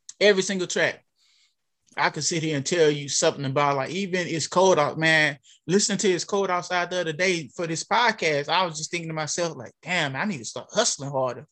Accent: Alexandria, Louisiana, United States; I'm from Alexandria, Louisiana

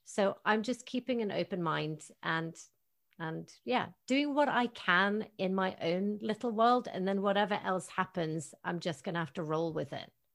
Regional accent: Tromsø, Troms, Norway; moved away; my hometown of Tromsø

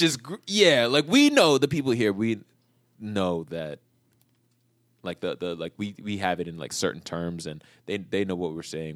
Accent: New York, United States; moved away; I'm just from New York

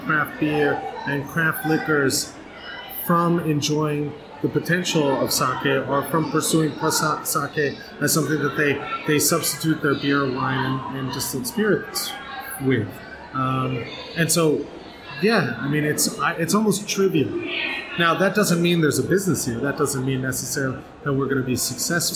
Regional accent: Southern California, United States; now in New York City, United States; I grew up in Southern California

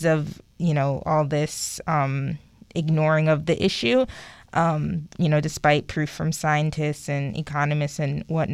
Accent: New York City, New York, United States; moved away as an adult; now in Long Island, United States; I'm originally born and raised in Queens, but maybe 5 years ago I moved to Long Island

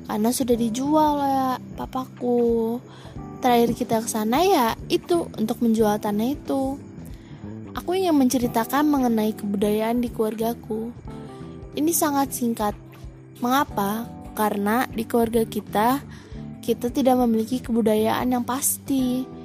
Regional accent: Bukittinggi, West Sumatra, Indonesia; Aku adalah orang Padang dengan campuran Jawa dari ibuku. Ayahku adalah Minang Minang ya Minang kampung lah kita berasal dari Bukit Tinggi

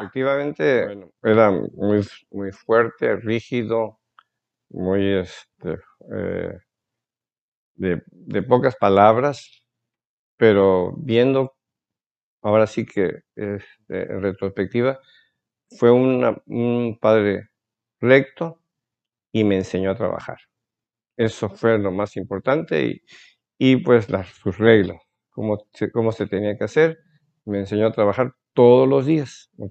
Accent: Coatzacoalcos, Veracruz, Mexico; also born or lived in Minatitlán, Veracruz / Mexico City / Saltillo, Coahuila; now in Tabasco, Mexico; Yo soy de Coatzacoalcos, Veracruz.

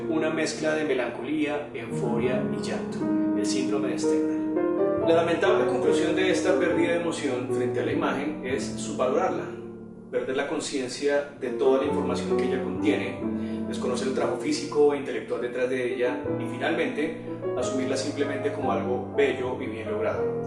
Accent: Colombia; como colombiano

